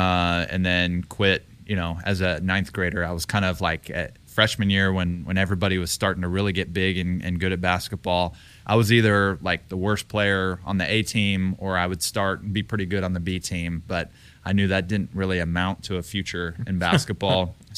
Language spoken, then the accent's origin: English; Texas, United States; people, you know, didn't necessarily know my background except they knew that I was from Texas.